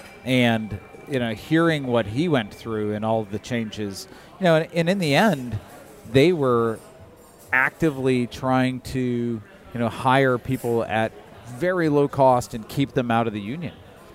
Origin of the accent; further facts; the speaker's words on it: Michigan, United States; I grew up in Michigan. I went to school in Michigan